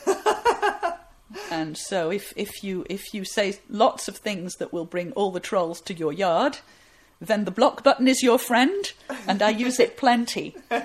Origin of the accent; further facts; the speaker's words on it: Huddersfield, Yorkshire and the Humber, United Kingdom; my hometown of Huddersfield